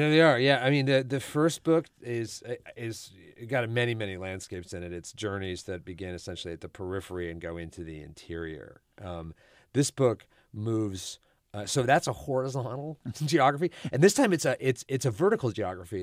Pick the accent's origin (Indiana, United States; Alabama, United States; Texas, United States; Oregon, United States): Texas, United States; Houston; I'm not from New Orleans, but I'm from Houston